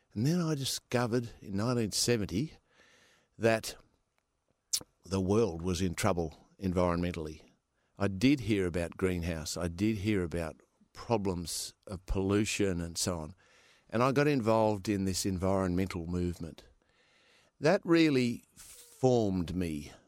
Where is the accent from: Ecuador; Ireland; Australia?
Australia; Perth, Western Australia; also born or lived in California; I was born in Perth.